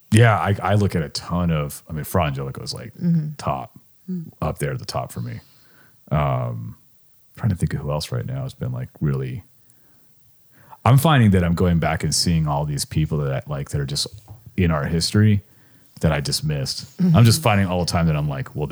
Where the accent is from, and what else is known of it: California, United States; moved away as an adult; now in Richmond, United States